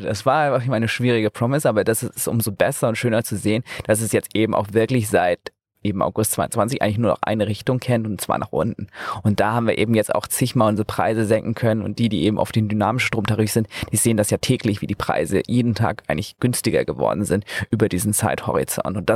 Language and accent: German; Flensburg, Schleswig-Holstein, Germany; now in Berlin, Germany; Also ich komme aus Flensburg und da ist es halt so, dass die Kunden heute noch per Post informiert werden